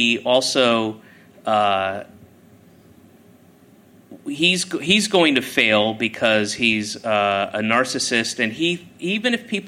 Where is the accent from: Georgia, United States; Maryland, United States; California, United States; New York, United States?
Georgia, United States; moved away; also born or lived in Boston; I grew up in Georgia. I lived in Boston for 9 years